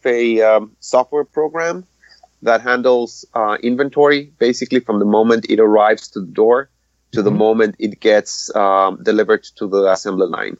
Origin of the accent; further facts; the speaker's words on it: Mexico; moved away as an adult; also born or lived in Nebraska; now in Wisconsin, United States; I'm originally from Mexico, and I immigrated about, 5 years ago? Okay. I first went to Nebraska, and now I moved to Wisconsin.